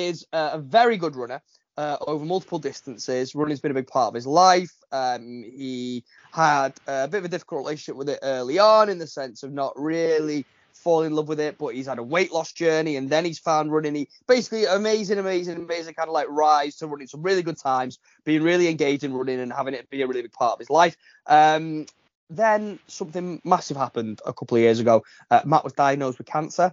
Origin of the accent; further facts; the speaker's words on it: Widnes, North West England, United Kingdom; my hometown of Widnes.